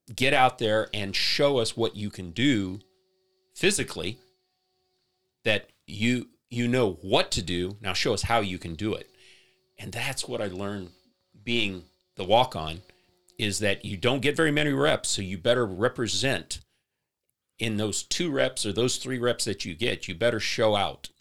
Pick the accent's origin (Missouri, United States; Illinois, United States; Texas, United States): Missouri, United States; St. Louis; moved away as an adult; also born or lived in Columbia, Missouri; now in Lee's Summit, United States; I grew up in the St. Louis area.